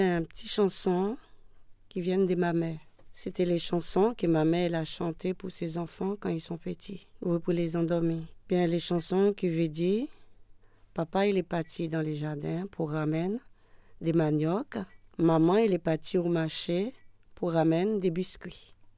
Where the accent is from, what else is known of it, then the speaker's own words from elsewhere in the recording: Haiti; French is a second language; now in France; je suis haïtienne, je viens d'Haïti.